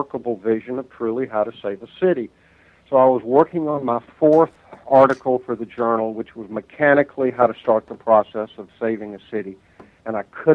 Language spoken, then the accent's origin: English; Dayton, Ohio, United States; I come to my hometown